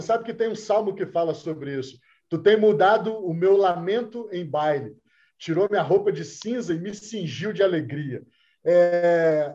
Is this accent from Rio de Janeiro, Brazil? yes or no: yes; Rio de Janeiro, Brazil; a gente é carioca